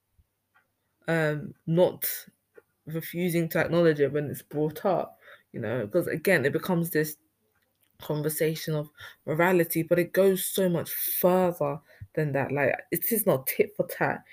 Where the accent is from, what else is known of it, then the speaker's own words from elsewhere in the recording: Ghana; I'm from Ghana and everything was oral back in our society